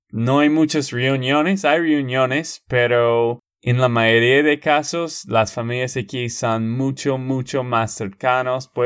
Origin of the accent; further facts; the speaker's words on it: United States; born there; porque en la cultura donde yo nací